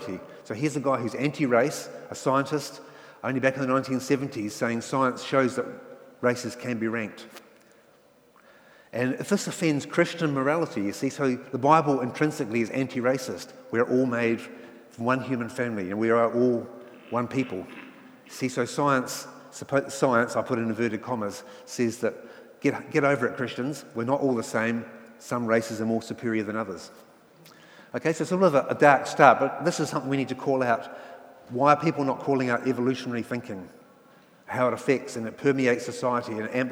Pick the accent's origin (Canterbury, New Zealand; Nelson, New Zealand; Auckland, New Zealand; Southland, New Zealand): Nelson, New Zealand; also born or lived in England; I was brought up in Nelson, which again back in the 60s and 70s was very much a middle class, white Pākehā sort of area